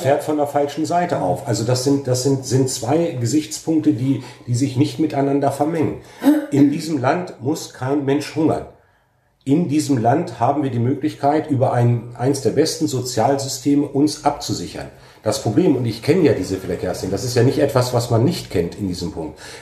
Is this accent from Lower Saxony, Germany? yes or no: yes; Alfeld, Lower Saxony, Germany; ich in meiner Heimat und Geburtsstadt engagiert, kompetent und mit wirklich Herzblut für unsere Sache kämpfe